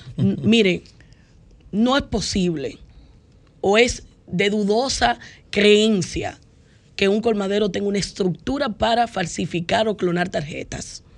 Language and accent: Spanish; Dominican Republic; como dominicanos